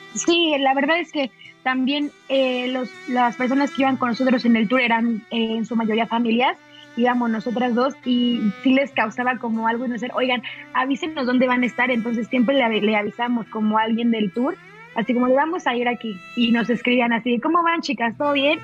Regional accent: Mexico; also born or lived in Mexico City

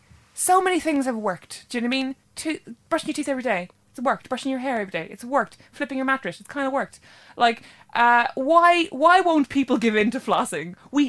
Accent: Ireland; speaking as an Irish person

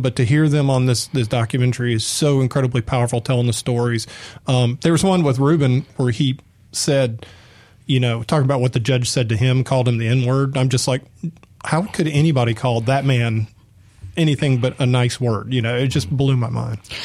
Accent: Atlanta, Georgia, United States; moved away as an adult; now in Mississippi, United States; I grew up in Atlanta. I came here

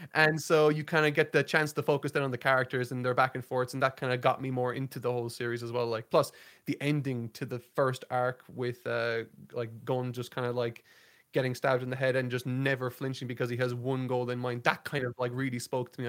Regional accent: Ireland; I'm from Ireland

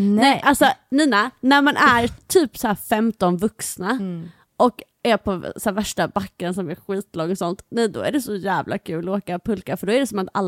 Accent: Halmstad, Halland County, Sweden; eftersom jag är uppvuxen också i Halmstad Alltså, för jag tänker så här, vi båda är uppvuxna på västkusten

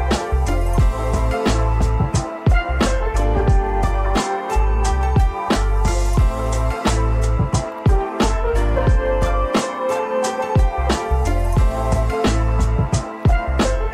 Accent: United Kingdom; I'm British

